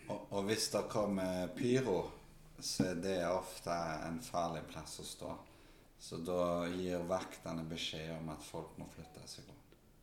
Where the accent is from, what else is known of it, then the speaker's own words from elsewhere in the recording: Karmøy, Rogaland, Norway; moved away as an adult; now in Stavanger, Norway; Jeg vokste opp på Karmøy